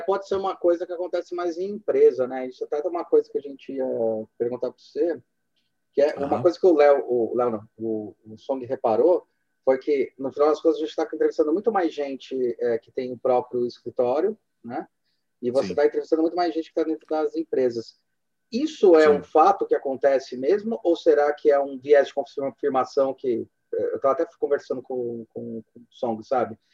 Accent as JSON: {"language": "Portuguese", "country": "Brazil", "said": "como brasileiro"}